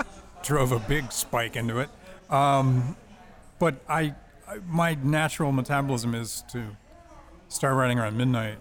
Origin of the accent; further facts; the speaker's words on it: Bethesda, Maryland, United States; also born or lived in Washington, D.C.; I grew up in Bethesda, Maryland, and in D.C.